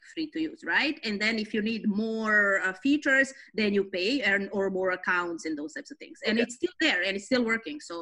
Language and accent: English; Belgrade, Serbia; moved away as an adult; now in Toronto, Canada; I grew up in East Europe, Belgrade, Serbia, ex-Yugoslavia